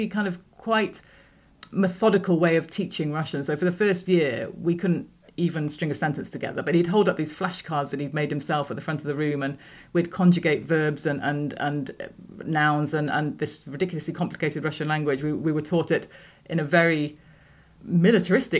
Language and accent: English; Worcestershire, West Midlands, United Kingdom; moved away as an adult; also born or lived in Moscow; I come from the Midlands, Worcestershire. We lived in a village, but it was more like a housing estate somewhere between Worcester and Pershore.